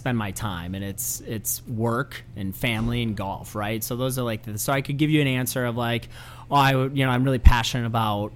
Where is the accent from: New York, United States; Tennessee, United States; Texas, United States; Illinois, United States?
Illinois, United States; La Grange; Little Joe's is a little place kind of near my hometown. I grew up in LaGrange.